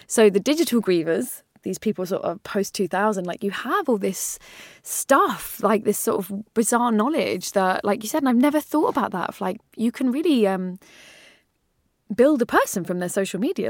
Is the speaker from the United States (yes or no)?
no; England, United Kingdom; as an English person